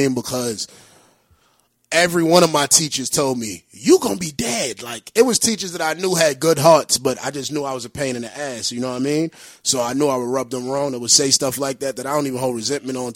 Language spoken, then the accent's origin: English; New York City, New York, United States; also born or lived in Honduras; I grew up in East New York